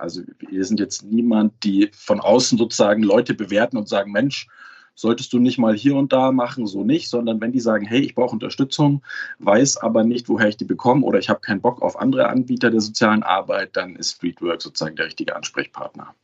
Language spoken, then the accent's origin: German; Munich, Bavaria, Germany; ich komme ja aus München